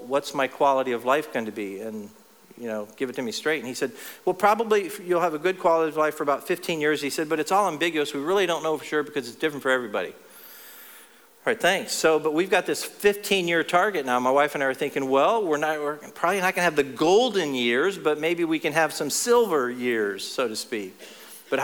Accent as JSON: {"language": "English", "region": "Texas", "country": "United States", "tie": "born or raised there", "also_born_or_lived": "Ohio", "said": "in my hometown of Texas now, I used to live in Ohio, but in my hometown of Texas"}